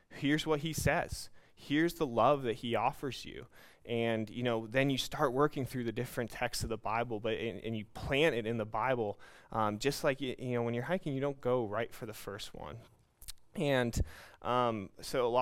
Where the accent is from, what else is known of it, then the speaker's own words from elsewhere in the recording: United States; moved away as an adult; also born or lived in New York; now in Brazil; I am an American Christian that grew up in a Christian home